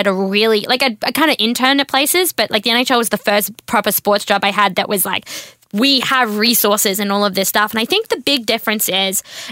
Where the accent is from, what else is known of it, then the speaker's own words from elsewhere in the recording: Australia; moved away as an adult; also born or lived in Washington; I grew up in the country. Like, my hometown has like 10 statues of cows